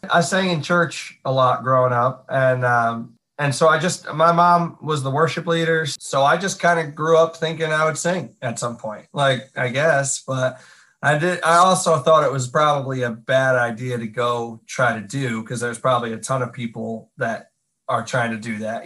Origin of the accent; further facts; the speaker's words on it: Catskill Mountains, upstate New York, United States; moved away as an adult; now in Nashville, United States; I'm from upstate New York